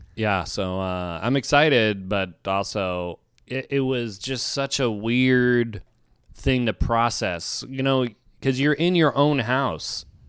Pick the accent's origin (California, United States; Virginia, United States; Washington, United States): Virginia, United States; moved away; I'm from Virginia